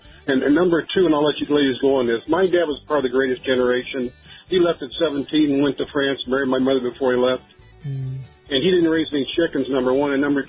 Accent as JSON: {"language": "English", "region": "Indiana", "country": "United States", "said": "I'm a Hoosier from Indiana."}